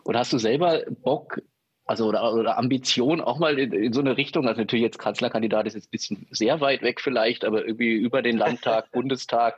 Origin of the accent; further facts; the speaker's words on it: former East Germany, Germany; moved away; ich bin ja in der ehemaligen DDR aufgewachsen